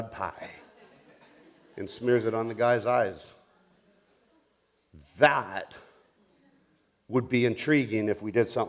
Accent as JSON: {"language": "English", "country": "Colombia", "tie": "born or raised there", "also_born_or_lived": "Bogota, Colombia", "said": "I grew up in the Amazon jungles of South America. I was born in Bogota, Colombia."}